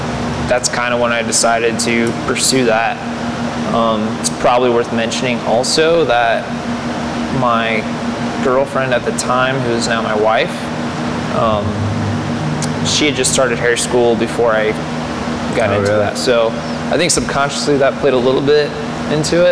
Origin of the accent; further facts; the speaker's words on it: Fort Wayne, Indiana, United States; I was born in Fort Wayne, so born and raised here